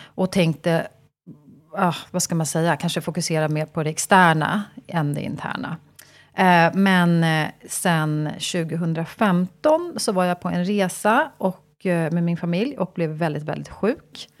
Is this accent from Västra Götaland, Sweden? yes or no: no; Stockholm, Stockholm County, Sweden; jag är född och uppvuxen i Stockholm